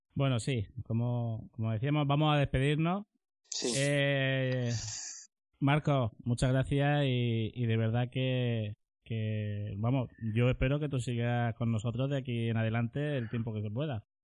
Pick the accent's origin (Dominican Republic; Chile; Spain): Spain; Murcia, Region of Murcia; nosotros somos de aquí de Murcia